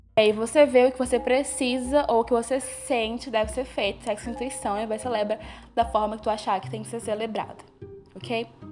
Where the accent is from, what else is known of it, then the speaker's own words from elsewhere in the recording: Bahia, Brazil; eu sou da Bahia